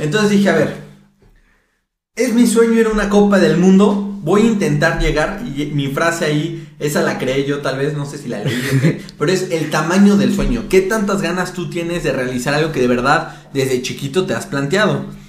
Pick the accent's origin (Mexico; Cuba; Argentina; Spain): Mexico; soy de México